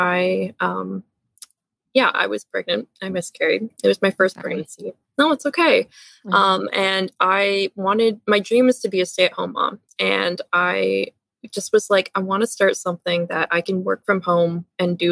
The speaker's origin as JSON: {"language": "English", "country": "Canada", "also_born_or_lived": "Toronto, Ontario", "said": "So I'm located just outside of Toronto, Ontario. I'm Canadian."}